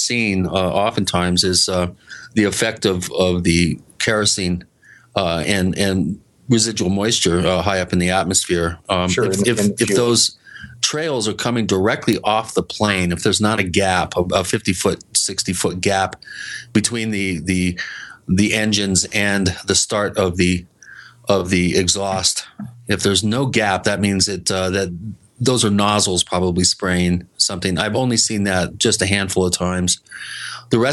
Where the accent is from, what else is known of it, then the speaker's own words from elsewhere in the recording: Washington, United States; as a kid growing up in Washington State, we were fairly near McCord Air Force Base